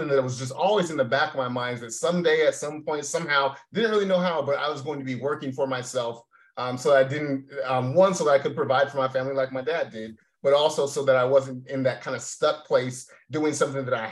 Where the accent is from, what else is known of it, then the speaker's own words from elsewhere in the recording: Tacoma, Washington, United States; moved away; I'm originally born and raised in Tacoma, Washington. So about 30 minutes south of Seattle